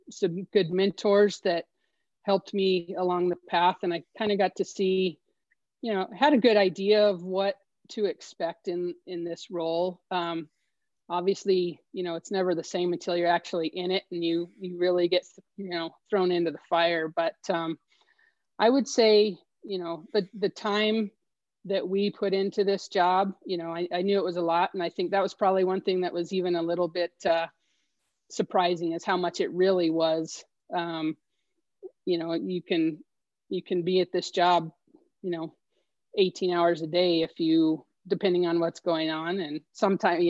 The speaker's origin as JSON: {"language": "English", "town": "Los Alamos", "region": "New Mexico", "country": "United States", "tie": "born or raised there", "also_born_or_lived": "Omaha, Nebraska", "said": "I actually was born and raised in Los Alamos here in northern New Mexico"}